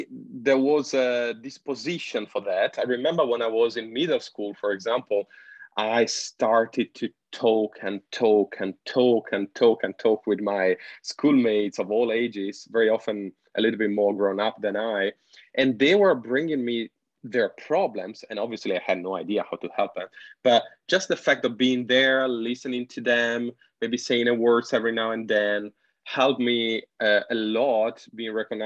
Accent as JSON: {"language": "English", "country": "Italy", "tie": "born or raised there", "moved": "as an adult", "lives_now": "Shenzhen, China", "said": "the region where I grew up in Italy"}